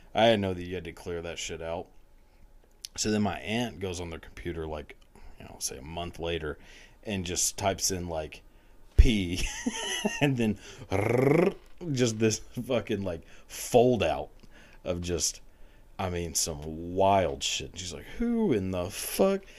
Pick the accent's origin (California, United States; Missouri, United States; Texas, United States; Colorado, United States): Texas, United States; outside of Dallas; I grew up outside of Dallas